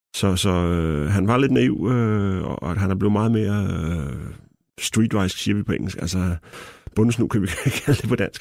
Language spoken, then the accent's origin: Danish; Denmark; som dansker